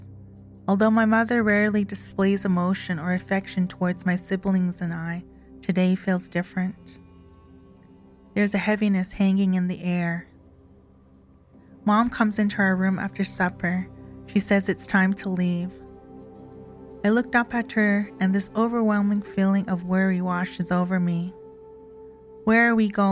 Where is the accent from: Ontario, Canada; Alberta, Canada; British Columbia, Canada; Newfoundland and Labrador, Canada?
Alberta, Canada; Kainai First Nation; I am from Ghana, First Nation, Alberta